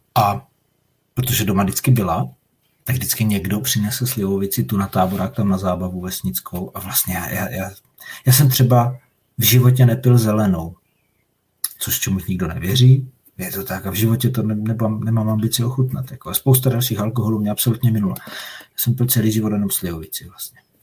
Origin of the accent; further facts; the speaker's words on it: Moravian Slovakia, South Moravian Region, Czechia; jsem ze Slovácka